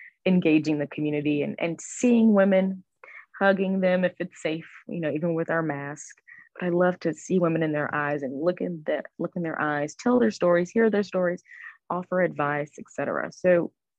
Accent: Houston, Texas, United States; moved away as an adult; also born or lived in New York City area; I relocated from the New York City area back home to Houston for all of my treatment

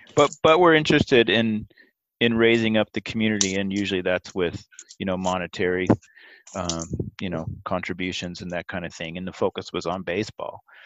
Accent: Portland, United States; Growing up in Portland

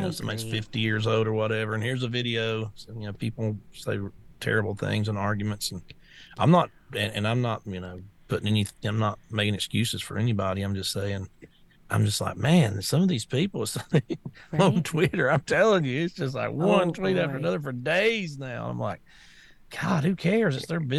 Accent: the South, United States; I'm from the South, man.

